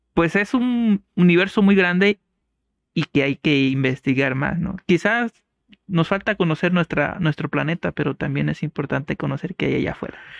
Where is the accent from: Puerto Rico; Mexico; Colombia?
Mexico; San Jerónimo de Juárez, Guerrero; now in Chilpancingo, Mexico; yo soy originario de San Jerónimo de Juárez Guerrero, allá en la Costa Grande